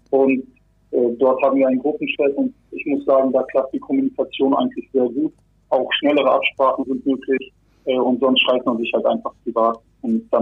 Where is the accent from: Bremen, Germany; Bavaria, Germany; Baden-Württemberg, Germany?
Bremen, Germany; Bremerhaven; also born or lived in Kazakhstan; Ich wurde in Kasachstan geboren. Als ich ein Jahr alt war, sind wir dann nach Deutschland gekommen. Ähm, und dann habe ich bis vor sechs Jahren auch in Bremerhaven gelebt.